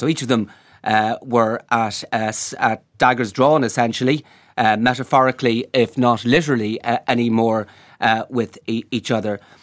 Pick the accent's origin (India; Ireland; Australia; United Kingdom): Ireland; Galway, Connacht; I'm from Galway myself